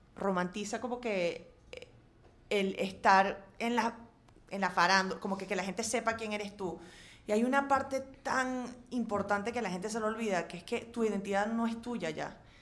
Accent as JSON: {"language": "Spanish", "country": "Venezuela", "tie": "born or raised there", "also_born_or_lived": "England / Washington / Boston / Chicago", "moved": "as an adult", "lives_now": "New York, United States", "said": "a los, trece regresé a Venezuela hasta que me gradué a los 18."}